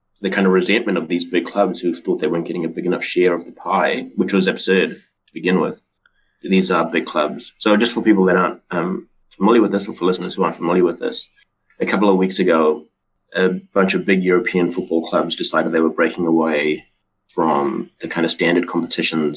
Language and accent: English; South Africa; now in New Zealand; I grew up in South Africa, so I grew up watching Super Rugby games